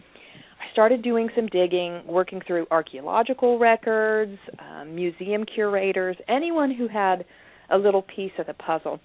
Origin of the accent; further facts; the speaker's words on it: United States; I'm an American and I'm a Christian